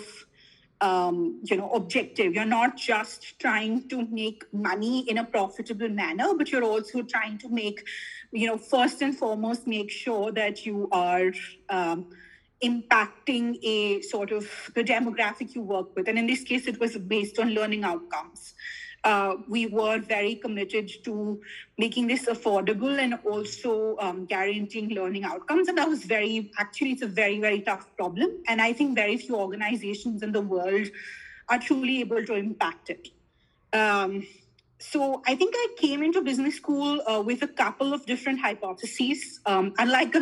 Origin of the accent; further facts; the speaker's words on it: Delhi, India; I grew up in South Delhi.